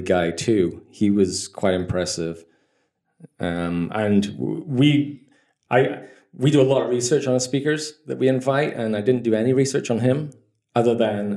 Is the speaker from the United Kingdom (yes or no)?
yes; Scotland, United Kingdom; moved away; also born or lived in Dublin; I grew up in Scotland